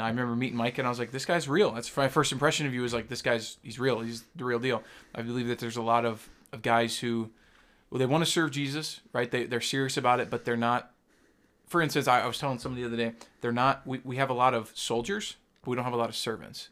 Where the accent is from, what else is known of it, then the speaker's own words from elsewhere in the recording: the South, United States; I grew up in the South